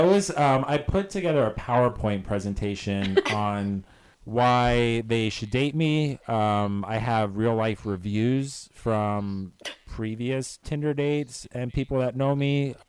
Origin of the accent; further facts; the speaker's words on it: Florida, United States; now in Chicago, United States; I am from the East Coast. I actually grew up in Florida.